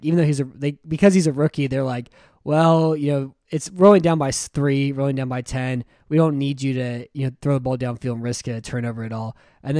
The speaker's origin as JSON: {"language": "English", "town": "San Antonio", "region": "Texas", "country": "United States", "tie": "born or raised there", "said": "I grew up in San Antonio"}